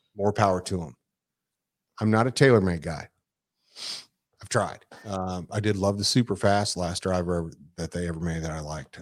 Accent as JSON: {"language": "English", "town": "Dallas", "region": "Texas", "country": "United States", "said": "I'm from Dallas"}